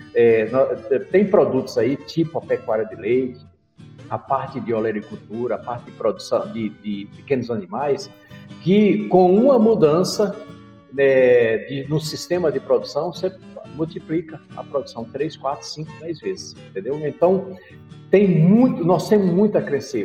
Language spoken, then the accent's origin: Portuguese; Rio Grande do Norte, Brazil; eu sou oriundo do, da agricultura familiar, eu sou, eu sou lá do Rio Grande do Norte, em comunidades que são. É, meu pai era agricultor familiar, nós ainda detemos uma área lá